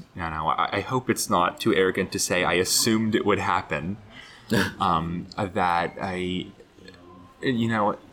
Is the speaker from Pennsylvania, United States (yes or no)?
no; Florida, United States; moved away as an adult; now in Chicago, United States; growing up in Florida, which had sort of eternal summer